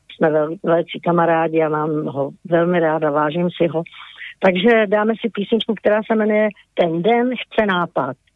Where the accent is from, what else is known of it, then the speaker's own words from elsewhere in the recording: Bohemia, Czechia; tady u nás v Čechách